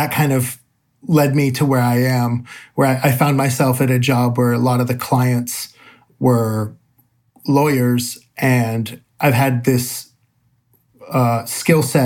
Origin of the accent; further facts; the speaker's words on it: San Francisco Bay Area, California, United States; I'm from the San Francisco Bay Area